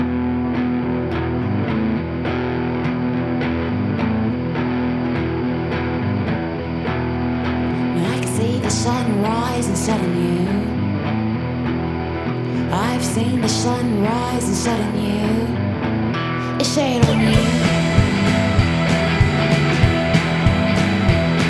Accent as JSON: {"language": "English", "region": "the South", "country": "United States", "said": "I came to accept myself as a Southerner, as being rooted in my homeland."}